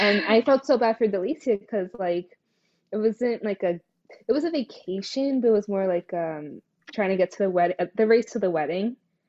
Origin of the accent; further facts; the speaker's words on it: Greenville, New Jersey, United States; And I am currently still in New Jersey, from Greenville, and I'm Portuguese and Indian.